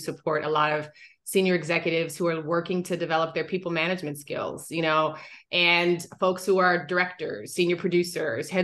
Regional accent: Seattle, Washington, United States; I am originally from the Pacific Northwest, little Black girl from Seattle, who loved kind of getting lost in books when it rained

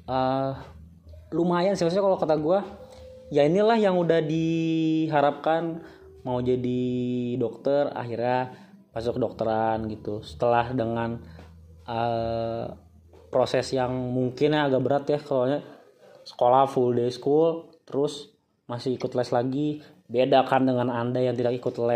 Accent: Java, Indonesia; contoh gue gue, gue dari Jawa, gue nolak SNMPTN itu nggak keterima anjir.

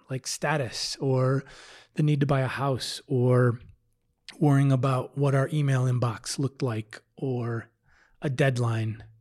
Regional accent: Midwest, United States; moved away as an adult; now in Denver, United States; I'm from the Midwest

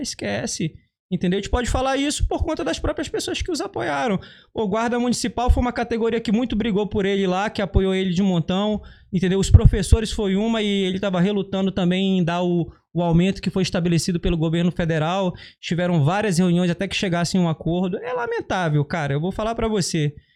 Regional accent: Carutapera, Maranhão, Brazil; also born or lived in Belém; now in Rio de Janeiro, Brazil; A minha cidade se chama Carutapera, significa Casa de Homem Branco

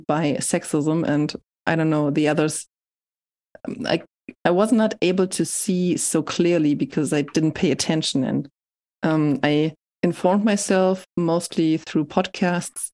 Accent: Hamburg, Germany; moved away as an adult; also born or lived in Leipzig; in Hamburg, I just continued doing what I did when I was a teenager

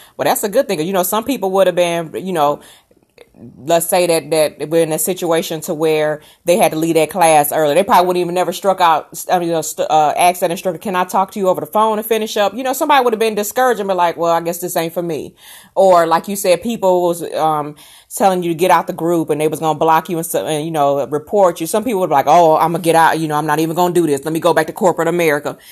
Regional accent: Rockford, Illinois, United States; moved away; I'm originally from Chicago in Rockford, Illinois area

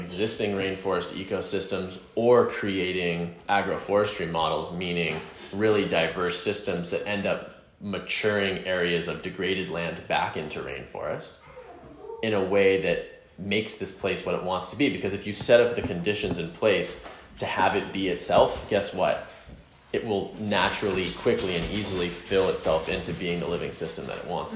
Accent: the South, United States; I grew up in the South, like, you know, like playing football and eating

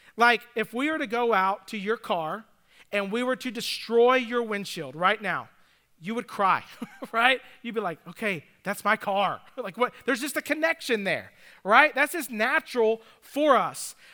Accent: Atlanta, Georgia, United States; also born or lived in Nashville; now in Greenville, United States; growing up in Atlanta

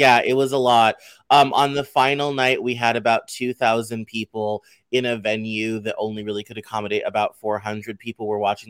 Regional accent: Arkansas, United States; also born or lived in Denver, Colorado; Well, I was born in Denver, Colorado, city and county of. I grew up in my childhood in Northwest Arkansas. And then I went to high school in Colorado and college in Colorado, and then grad school in Vermont.

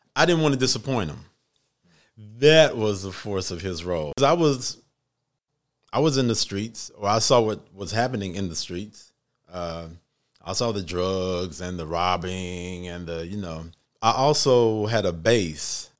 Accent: Little Rock, Arkansas, United States; now in Atlanta, United States; I'm originally from Little Rock, Arkansas.

